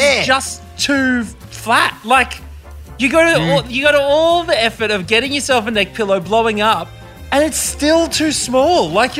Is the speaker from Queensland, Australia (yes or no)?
yes; Brisbane, Queensland, Australia; Brizzy, represent.